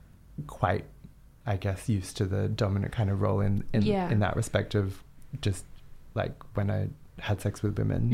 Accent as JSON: {"language": "English", "town": "Canberra", "region": "Australian Capital Territory", "country": "Australia", "tie": "born or raised there", "said": "I grew up in Canberra in Australia"}